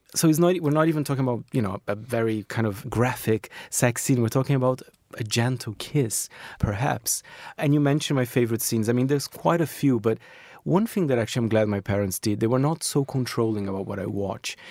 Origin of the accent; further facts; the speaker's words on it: Brazil; now in United Kingdom; I grew up in Brazil as well, with Brazilian cinema